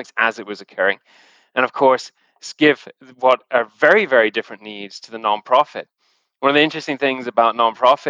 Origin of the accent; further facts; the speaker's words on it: the Northwest, North West England, United Kingdom; moved away as an adult; also born or lived in London / Zurich, Switzerland; now in Canada; originally from the UK. I moved to Canada about 10 years ago at this point in time, and my actual background was born and raised around in the Northwest